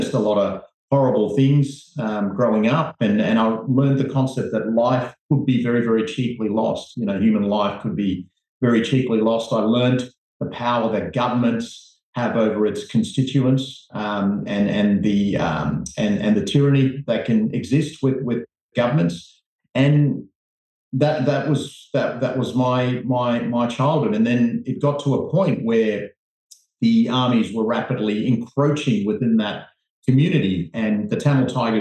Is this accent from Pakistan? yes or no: no; New Zealand; moved away as an adult; also born or lived in Jaffna, Sri Lanka / Nigeria / Zimbabwe; now in Sydney, Australia; I grew up in New Zealand, trained, did all my medical training there, and then moved over to Australia as a 21-year-old junior doctor. And I've been here 20 years.